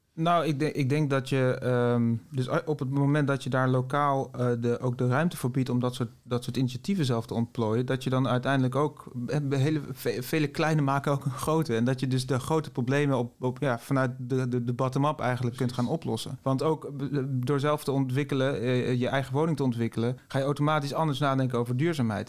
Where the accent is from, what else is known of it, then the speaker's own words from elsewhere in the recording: Netherlands; wij als Nederlanders